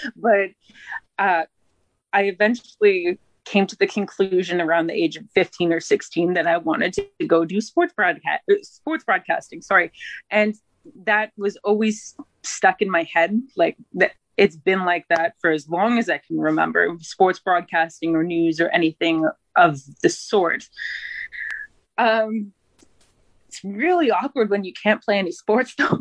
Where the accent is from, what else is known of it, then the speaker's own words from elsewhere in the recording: Haida Gwaii, British Columbia, Canada; moved away as an adult; also born or lived in Ontario / Prince George, British Columbia; I'm from Haida Gwaii, British Columbia.